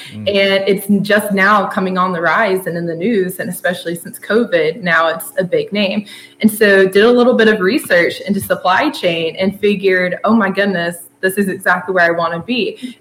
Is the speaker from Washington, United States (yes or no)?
no; Blairsville, Georgia, United States; moved away as an adult; now in Athens, United States; I'm from a little town called Blairsville, Georgia, up in the North Georgia mountains